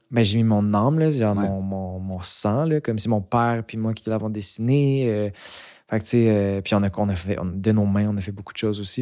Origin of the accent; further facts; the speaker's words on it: Montreal, Quebec, Canada; also born or lived in Mont-Tremblant; J'ai grandi à Montréal